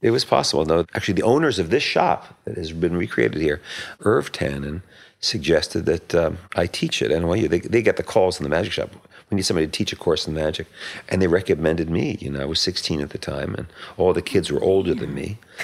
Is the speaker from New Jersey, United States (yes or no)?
yes; Metuchen, New Jersey, United States; it was in Metuchen, New Jersey, where I, I was born. I grew up there